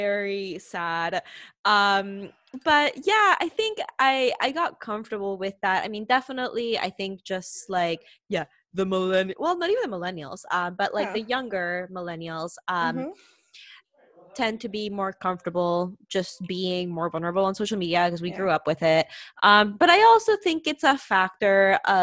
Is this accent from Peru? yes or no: yes; Peru; I'm from Peru